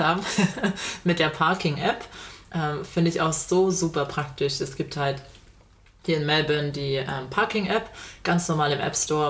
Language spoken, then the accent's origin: German; Germany; moved away as an adult; now in Australia